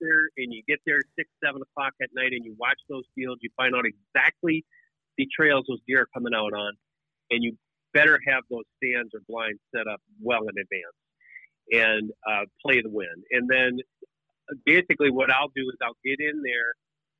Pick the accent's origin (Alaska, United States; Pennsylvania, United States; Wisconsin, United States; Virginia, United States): Wisconsin, United States; I grew up in Wisconsin, you know, upper Midwest